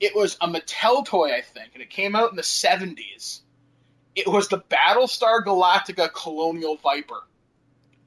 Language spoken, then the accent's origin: English; Canada; I'm Canadian